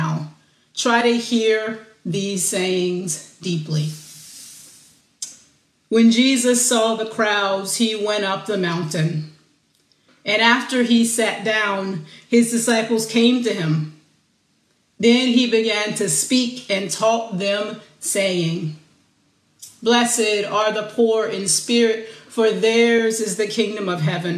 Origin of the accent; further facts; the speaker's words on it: the South, United States; as a little girl growing up in the South, I was taught to be a good girl